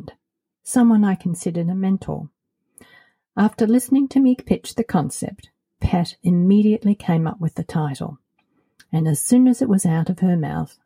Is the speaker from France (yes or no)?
no; Australia; moved away as an adult; also born or lived in United States / Colorado; now in Portugal; As you might have noticed by my accent, I'm originally from Australia